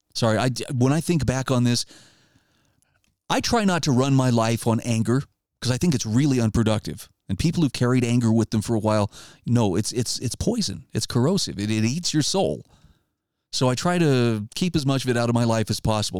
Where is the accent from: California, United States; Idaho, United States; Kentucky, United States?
Idaho, United States; my home state of Idaho